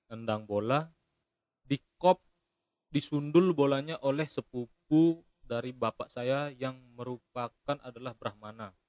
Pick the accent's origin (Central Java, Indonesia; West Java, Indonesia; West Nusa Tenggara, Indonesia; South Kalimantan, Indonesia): West Nusa Tenggara, Indonesia; Lombok; Jadi saya ini lahir dan besar di Lombok, tapi saya ini suku Bali gitu.